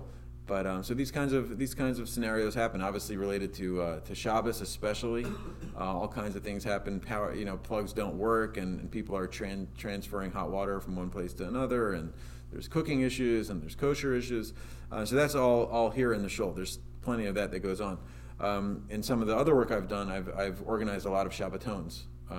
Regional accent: Baltimore, Maryland, United States; now in Atlanta, United States; I grew up in Baltimore.

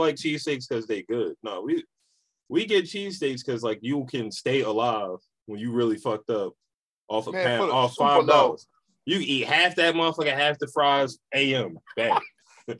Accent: Philadelphia, Pennsylvania, United States; I'm from that block

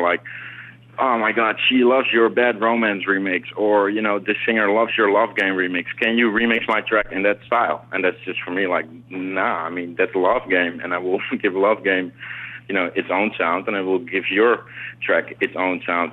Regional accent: Amsterdam, North Holland, Netherlands; also born or lived in South America; now in New York, United States; I grew up in South America, and I grew up in uh, in Amsterdam

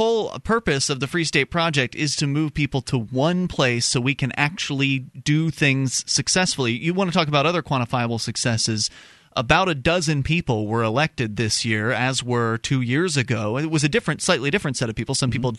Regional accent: Florida, United States; Because I know what it's like. I come from Florida

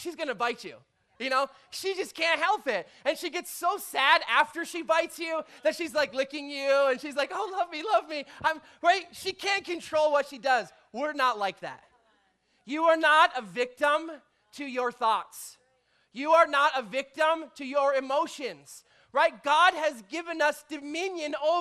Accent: Canada; we're Canadian

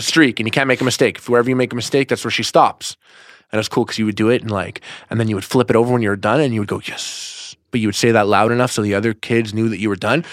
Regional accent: Montreal, Quebec, Canada; first language English; I'm from Montreal, Canada

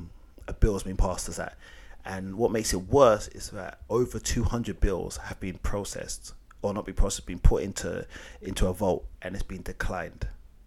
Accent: United Kingdom; My parents wasn't born in Africa. I was born here.

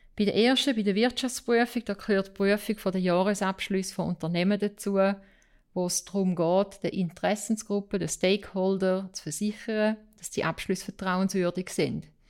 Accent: St. Gallen, Switzerland; also born or lived in Boston / New York; ich komme auch hier aus dem Kanton St. Gallen ursprünglich

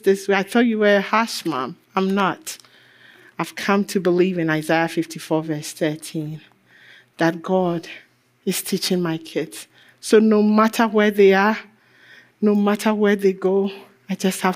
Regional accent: Ghana; I'm African. I'm Ghanaian.

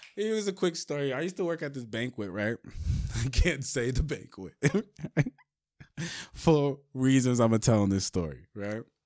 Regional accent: New York City, New York, United States; I'm from Brooklyn

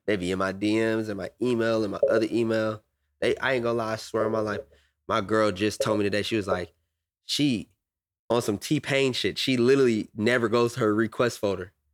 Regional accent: Atlanta, Georgia, United States; I'm from Atlanta

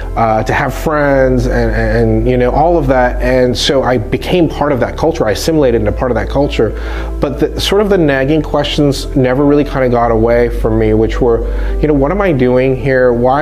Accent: Hong Kong; But what I would say is that I grew up overseas in Hong Kong, which was a British colony or a crown colony is what they called it.

